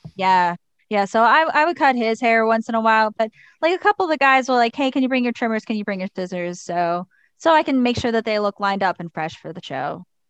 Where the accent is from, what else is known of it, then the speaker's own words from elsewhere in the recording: Pittsburgh, Pennsylvania, United States; also born or lived in Cranberry, Pennsylvania; I grew up in the Deer Lake School District, but I actually went to North Catholic High School